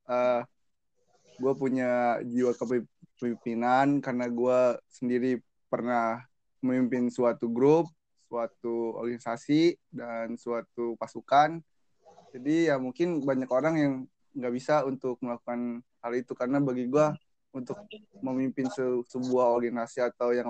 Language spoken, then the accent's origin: Indonesian; Bogor, West Java, Indonesia; born there; gua lahir di Bogor 14 November